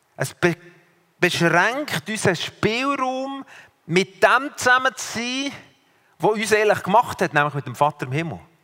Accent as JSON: {"language": "German", "country": "Switzerland", "said": "aus der Schweiz"}